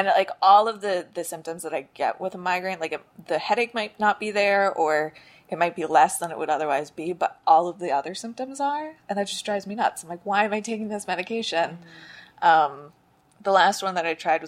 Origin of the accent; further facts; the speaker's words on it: New Jersey, United States; now in New York, United States; I'm originally from New Jersey